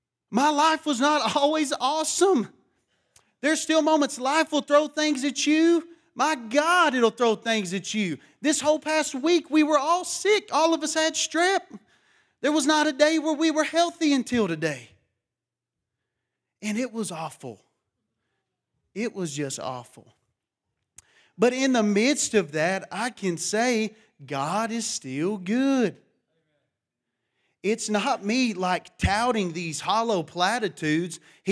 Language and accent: English; Matador, Texas, United States; A lot of people think I'm from Louisiana when they hear me talk. They don't think I'm from Texas. They said, man, you got to be Cajun. I said, no, I'm from Matador, Texas.